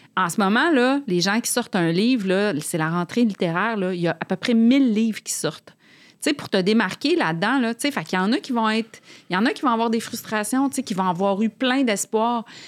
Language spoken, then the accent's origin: French; Quebec City, Quebec, Canada; moved away as an adult; now in Montreal, Canada; Moi, je viens de Québec